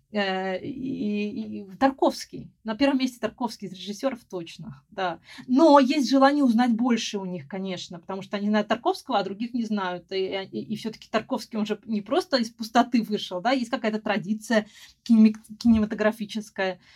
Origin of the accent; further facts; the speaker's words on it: Moscow, Russia; also born or lived in Spain; потом вернулась обратно в Москву, Э, я из Москвы